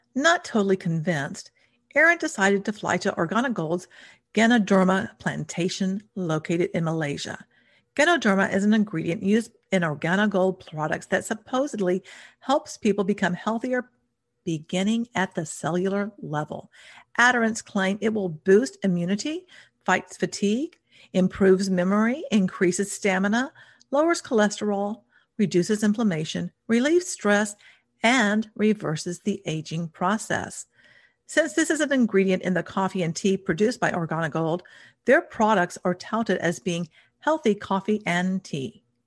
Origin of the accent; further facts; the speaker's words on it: United States; since I'm American